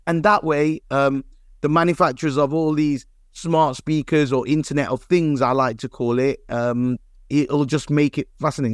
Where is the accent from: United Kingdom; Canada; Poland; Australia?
United Kingdom; Leicester, East Midlands; Leicester element, because it's my hometown